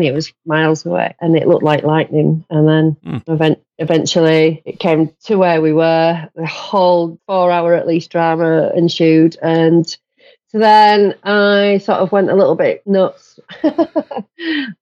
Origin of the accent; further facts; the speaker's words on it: Yorkshire and the Humber, United Kingdom; I'm from Yorkshire